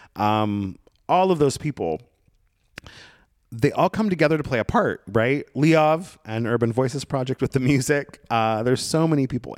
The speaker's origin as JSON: {"language": "English", "town": "Brookings", "region": "Oregon", "country": "United States", "tie": "born or raised there", "moved": "yes", "said": "I found myself back in my hometown in Southern Oregon, in Brookings, Oregon"}